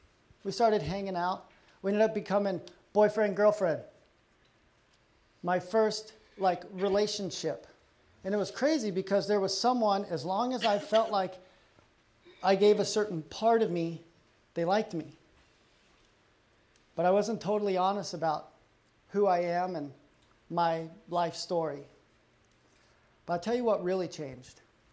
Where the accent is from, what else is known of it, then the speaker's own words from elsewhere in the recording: Texas, United States; also born or lived in Colorado; I grew up in Texas and Colorado.